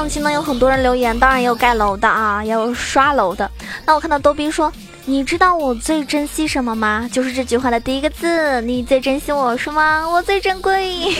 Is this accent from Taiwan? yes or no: no; southern China, China; 我作为一个南方人，我真的从小到大都没有体， 体会过那个暖气是什么感觉